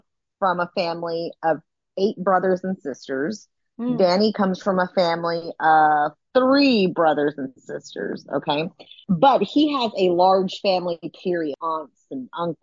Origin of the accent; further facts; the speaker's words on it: Austin, Texas, United States; moved away as an adult; also born or lived in Georgia; Luckily, we are from the same place. We're from Austin, Texas